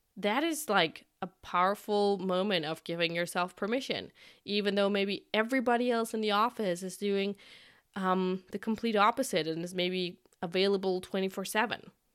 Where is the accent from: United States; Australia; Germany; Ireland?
Germany; I'm from Germany